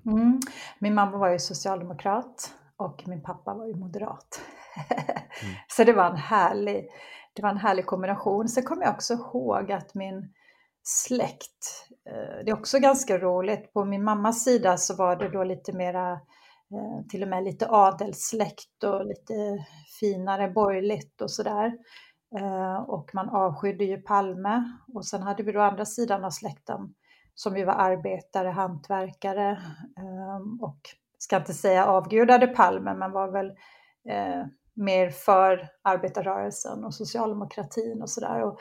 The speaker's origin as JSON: {"language": "Swedish", "region": "Gotland", "country": "Sweden", "tie": "born or raised there", "also_born_or_lived": "Bromma, Stockholm", "accent": "Gotlandic", "moved": "as an adult", "lives_now": "Höllviken, Sweden", "said": "man, kan luras av min dialekt, men jag är ju uppvuxen på Gotland, men jag bor i Skåne sedan ja, 25 år"}